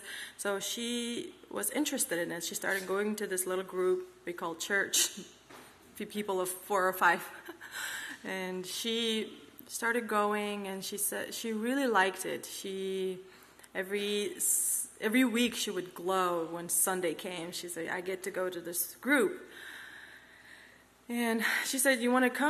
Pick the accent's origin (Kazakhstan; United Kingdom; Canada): Kazakhstan; English is a second language; also born or lived in Uzbekistan; I'm from Kazakhstan, but born in Uzbekistan, moved to Kazakhstan when I was 6 years old